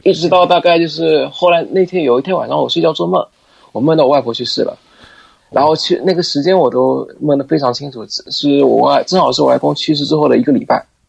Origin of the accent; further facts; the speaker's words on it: Shanghai, China; 我们是上海人嘛，上海里边，上海话里边喊哥哥啊